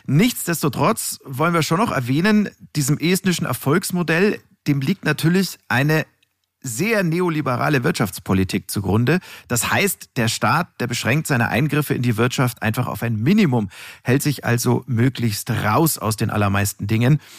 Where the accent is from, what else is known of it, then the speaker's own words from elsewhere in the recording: Munich, Bavaria, Germany; als Münchner Kindel äh, bin ich mit diversen Überschlagschiffschaukeln auf dem Oktoberfest ja sozusagen groß geworden.